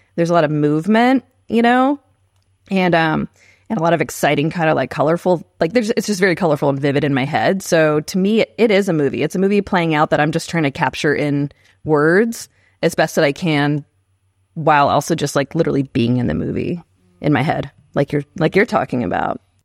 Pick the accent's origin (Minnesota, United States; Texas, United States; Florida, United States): Texas, United States; San Marcos; moved away as an adult; also born or lived in Maui, Hawaii; now in Oklahoma City, United States; I grew up in San Marcos, Texas